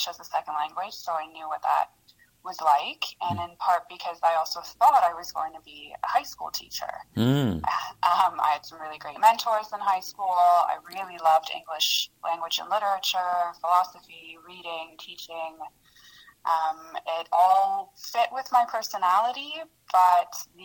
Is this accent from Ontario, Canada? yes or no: yes; St. Catharines, Ontario, Canada; English is a second language; moved away as an adult; also born or lived in former Yugoslavia / China; now in Kingston, Canada; I grew up in St. Catharines for the majority of my life.